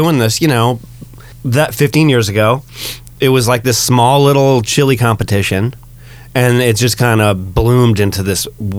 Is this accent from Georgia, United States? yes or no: no; Massachusetts, United States; I'm from Massachusetts. Go Patriots.